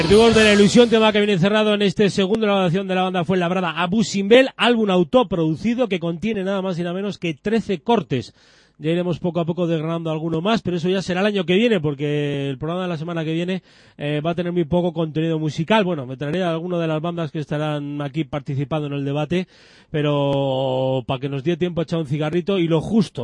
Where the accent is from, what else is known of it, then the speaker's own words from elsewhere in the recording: Biscay, Basque Country, Spain; son de Vizcaya, de mi tierra